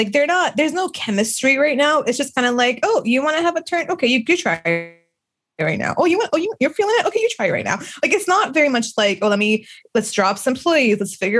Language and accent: English; Canada; It's because we're Canadian.